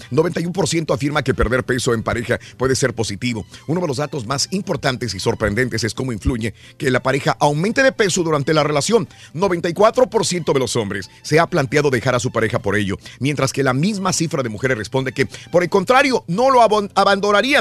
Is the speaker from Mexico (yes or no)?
yes; northern Mexico, Mexico; yo soy del norte